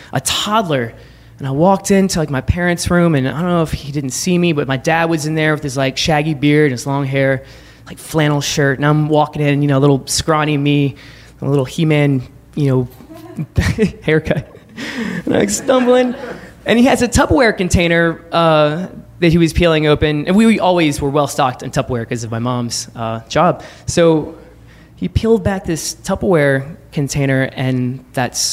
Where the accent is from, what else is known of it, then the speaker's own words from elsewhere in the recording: Baton Rouge, Louisiana, United States; now in New York City, United States; I grew up in Baton Rouge, Louisiana